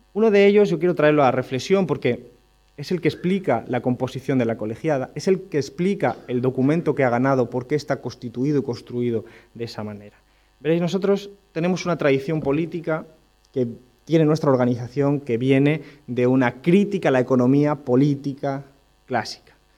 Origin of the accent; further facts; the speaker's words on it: Rincón de la Victoria, Andalusia, Spain; en mi pueblo, en Rincón de la Victoria, en Málaga